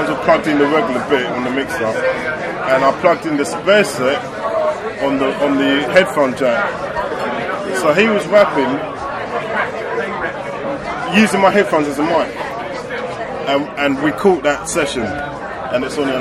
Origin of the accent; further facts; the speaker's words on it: London, United Kingdom; we grew up in Streatham